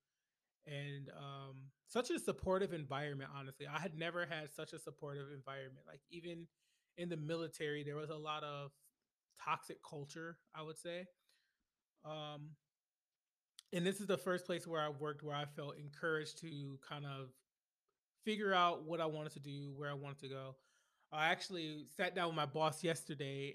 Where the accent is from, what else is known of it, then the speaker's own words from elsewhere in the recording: Flint, Michigan, United States; moved away as an adult; now in Washington, D.C. area, United States; I grew up in Flint, Michigan, born and raised, and I didn't leave Flint, Michigan until 2013